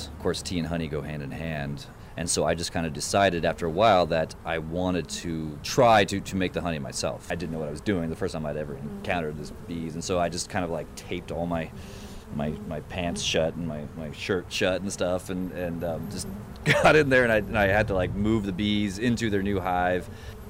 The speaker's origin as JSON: {"language": "English", "town": "Anchorage", "region": "Alaska", "country": "United States", "tie": "born or raised there", "also_born_or_lived": "Fairbanks, Alaska", "said": "I was born in Fairbanks, Alaska, and I grew up in Anchorage, Alaska. So my parents moved up to Alaska in the 70s"}